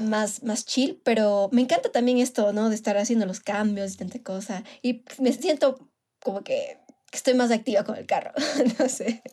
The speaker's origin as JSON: {"language": "Spanish", "region": "Manabí", "country": "Ecuador", "moved": "yes", "said": "soy de Manabí y obviamente iba, qué, sé yo, cada cierto tiempo a visitar a mi familia allá"}